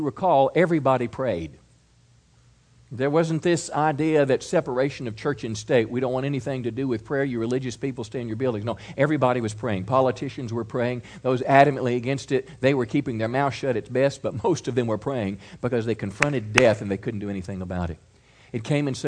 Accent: United States; I'm an American. I'm a Christian first, but I am an American.

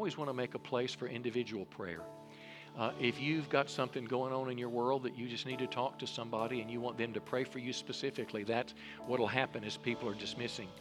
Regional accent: Mississippi, United States; I was raised in church, a little country church in Mississippi

